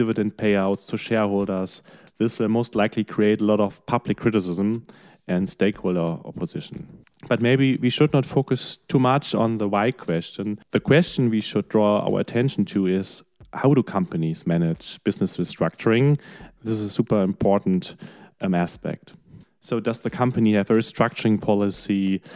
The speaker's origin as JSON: {"language": "English", "country": "Germany", "said": "my home country, in Germany"}